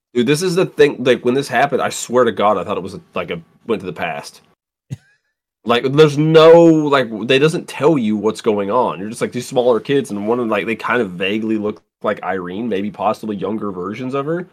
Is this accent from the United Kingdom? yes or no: no; United States; being an American